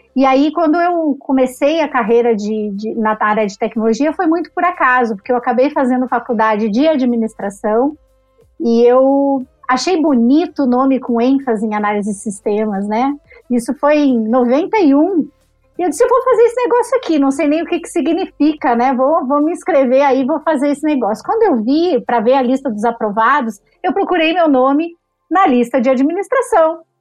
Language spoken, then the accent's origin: Portuguese; Caxias do Sul, Rio Grande do Sul, Brazil; moved away as an adult; also born or lived in Porto Alegre; now in São Paulo, Brazil; sou de Caxias do Sul. Fiz todo o meu primeiro, segundo grau lá, estudei lá, e aí me mudei para Porto Alegre, foi onde eu também morei desde os 16 anos